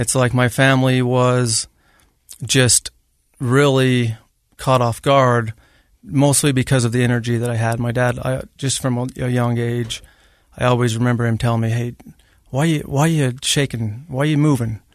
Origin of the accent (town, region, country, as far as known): Grantsville, Utah, United States; born or raised there